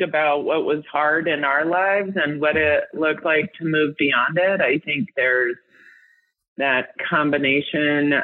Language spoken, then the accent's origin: English; Denver, Colorado, United States; I grew up in Denver and I'm older than 35.